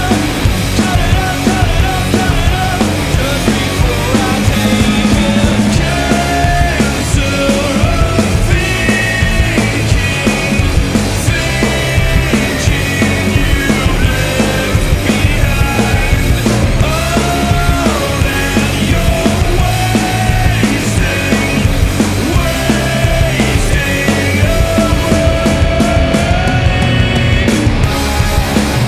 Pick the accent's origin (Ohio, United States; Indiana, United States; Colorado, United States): Indiana, United States; I grew up in Indiana